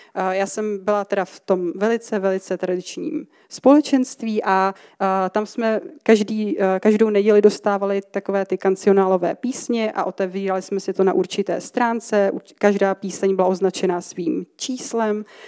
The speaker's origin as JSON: {"language": "Czech", "town": "České Budějovice", "region": "South Bohemian Region", "country": "Czechia", "moved": "as an adult", "lives_now": "Ostrava, Czech Republic", "said": "jsem teda původně z Českých Budějovic, jsem na to patřičně hrdá. A, eh, teďka bydlím teda v Ostravě asi přibližně možná půl roku."}